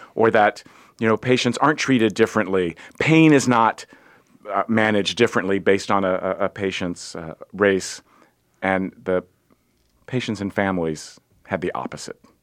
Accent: Virginia, United States; I grew up in Virginia

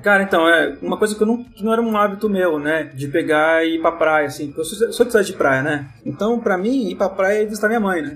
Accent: São Paulo, Brazil; sou de São Paulo

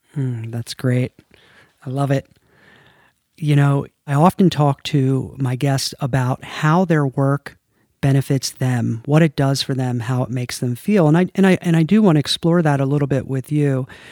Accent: United States; I'm American

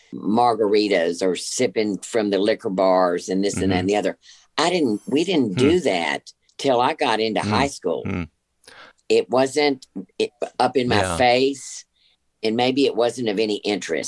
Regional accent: Rosenberg, Texas, United States; I grew up in a town outside of Houston, Rosenberg, Texas.

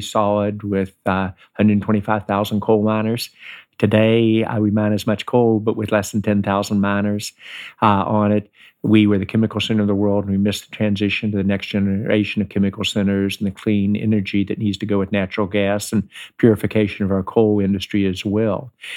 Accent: Charleston, West Virginia, United States; moved away; growing up in West Virginia, tremendous honor, very proud of my home state.

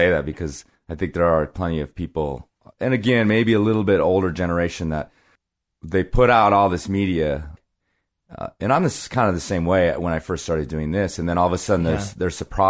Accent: Green Bay, Wisconsin, United States; born there; Yeah, I was born in Green Bay.

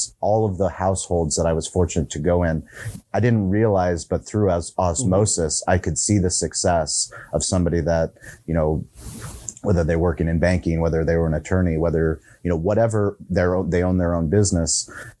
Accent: San Diego, California, United States; I grew up in La Jolla.

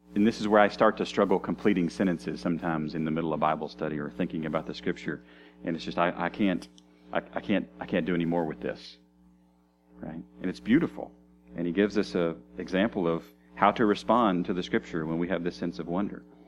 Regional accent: United States; I'm an American

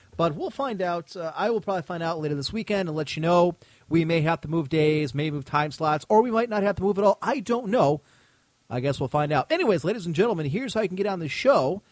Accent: United States; As an American

